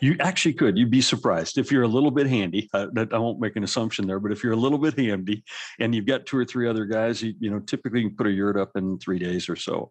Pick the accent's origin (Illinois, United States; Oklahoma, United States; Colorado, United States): Colorado, United States; I grew up in Colorado